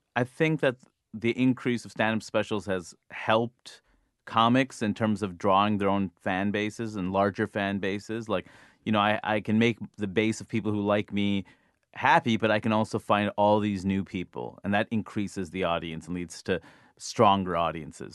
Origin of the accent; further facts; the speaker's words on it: United States; I'm an American